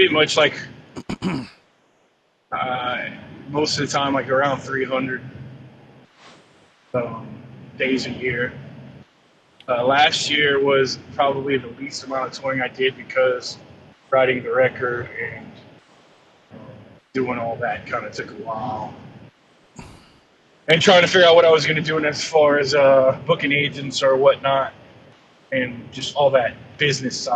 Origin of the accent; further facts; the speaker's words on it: Louisiana, United States; now in Santa Rosa Beach, United States; Growing up in Louisiana